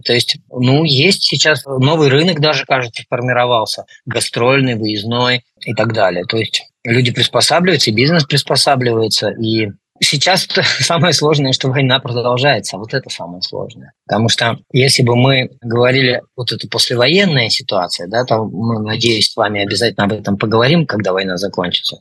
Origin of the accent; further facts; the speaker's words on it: Russia; now in Poland; я вырос на Байкале